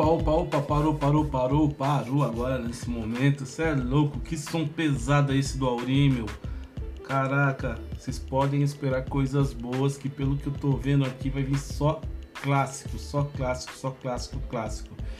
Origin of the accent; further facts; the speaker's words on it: Mogi das Cruzes, São Paulo, Brazil; eu sou de Mogi das Cruzes mesmo, Mogi é minha cidade